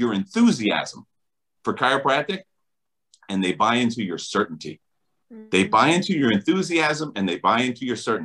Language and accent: English; New Jersey, United States; I'm from New Jersey